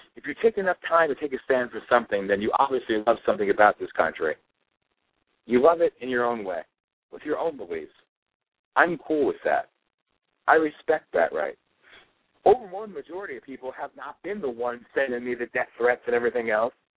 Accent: Pennsylvania, United States; I'm from Pennsylvania.

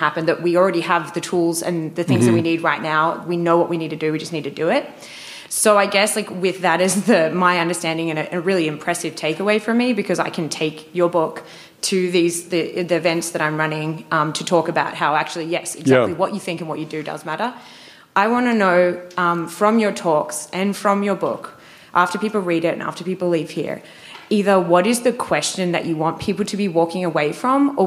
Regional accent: Australia; accent: Australian; moved away; I'm Australian. I have an accent. It's not South African. It's not Canadian. I'm Australian.

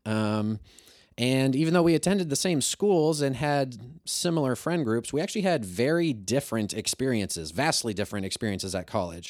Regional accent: Kirksville, Missouri, United States; I'm from Kirksville

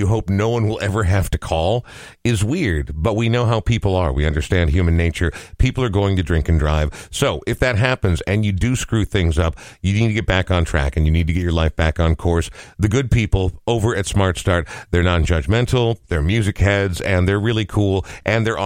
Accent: Coon Rapids, Minnesota, United States; also born or lived in Portland, Oregon; my parents moved here when I was like two

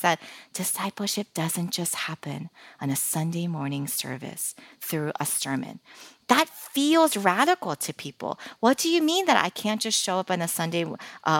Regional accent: Philadelphia, Pennsylvania, United States; moved away; I'm originally from Philadelphia, but, you know, we've been living here for almost 15 years

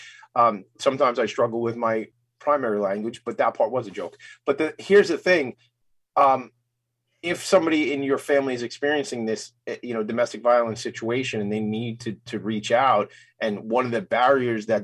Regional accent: Franklin Square, New York, United States; I grew up in Franklin Square here on Long Island

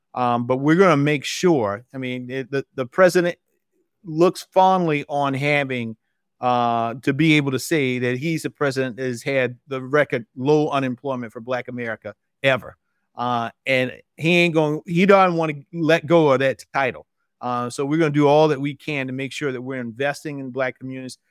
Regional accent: South Carolina, United States; I'm from South Carolina originally, still live in South Carolina

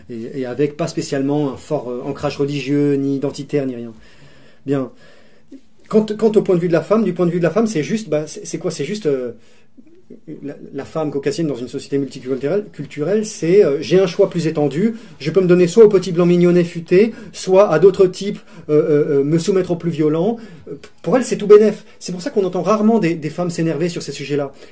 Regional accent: Algeria; parce que nous, ne je te parle en tant qu'Algérien, il y avait comme un passé colonial

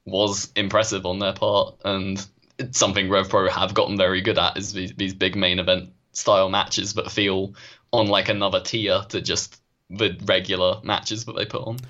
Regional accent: United Kingdom; as a Brit

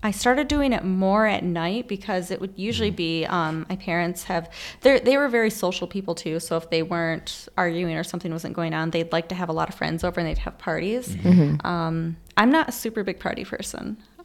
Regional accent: Battle Creek, Michigan, United States; now in Grand Rapids, United States; I'm from Battle Creek

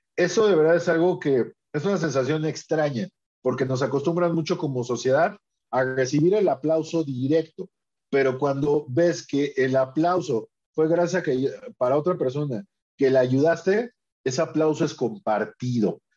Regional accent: Mexico; aquí en mi país, ¿no? En México

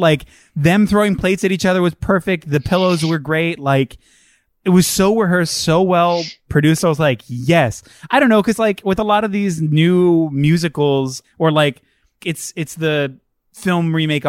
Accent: New York, United States; I'm from New York and this is New York.

